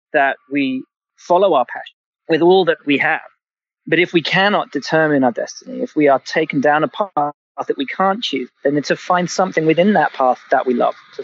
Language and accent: English; England, United Kingdom; I'm a kid of the 80s, and the Lamborghinis were all angular, and I'm from England